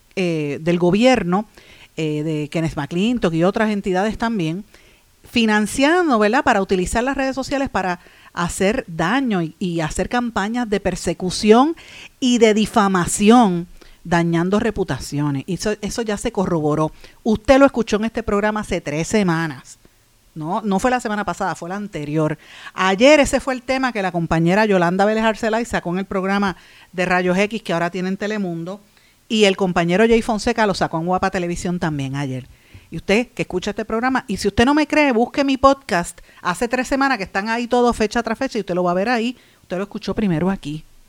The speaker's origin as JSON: {"language": "Spanish", "country": "Puerto Rico"}